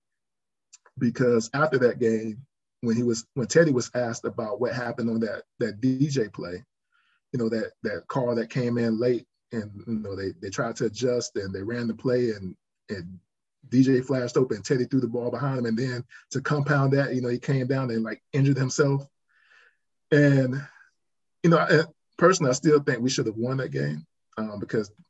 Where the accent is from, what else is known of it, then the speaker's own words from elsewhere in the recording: South Carolina, United States; I'm from South Carolina, so I watch a lot of South Carolina football.